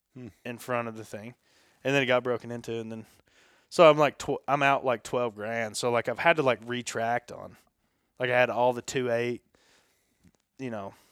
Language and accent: English; the South, United States; I'm from the South, and we love a fucking French fry.